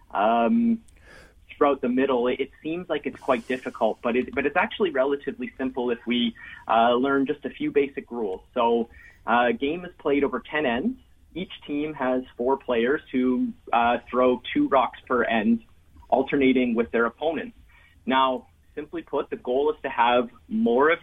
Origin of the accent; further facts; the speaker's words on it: Ottawa, Ontario, Canada; I actually grew up most of my life in Ottawa